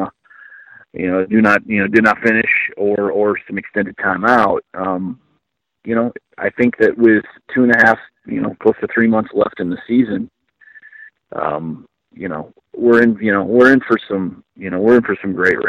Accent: Iowa, United States; I'm an Iowa guy. I grew up in Iowa.

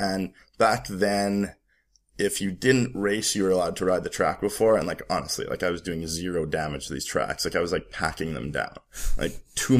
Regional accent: Calgary, Alberta, Canada; born there; Well, it started, I was born in Calgary.

